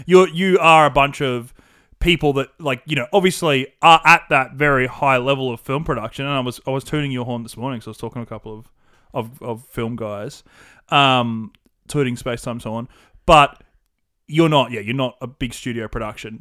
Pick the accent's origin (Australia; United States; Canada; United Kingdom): Australia; accent: classic Australian bogan with a twinge of wog